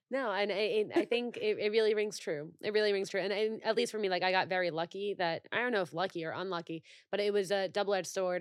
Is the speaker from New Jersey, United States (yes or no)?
yes; New Jersey, United States; I'm from New Jersey